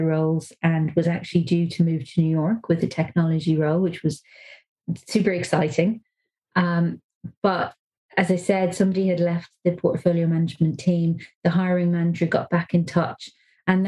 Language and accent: English; Dublin, Leinster, Ireland; moved away as an adult; I am from Dublin